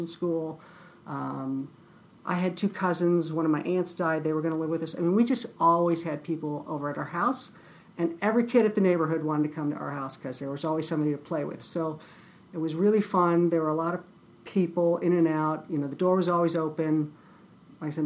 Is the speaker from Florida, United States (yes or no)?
no; Lakewood, Ohio, United States; I grew up in Cleveland.